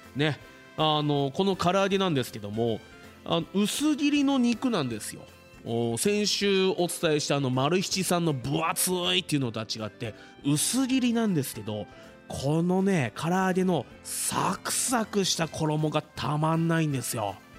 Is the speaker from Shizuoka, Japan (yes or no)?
yes; Fuji, Shizuoka, Japan; 生まれも育ちも富士市